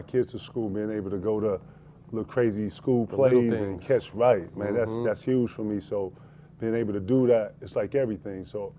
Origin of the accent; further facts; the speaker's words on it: South Carolina, United States; You know, I'm from South Carolina, for everybody who don't know. And, you know, you start working early down there, you know, 12, 13.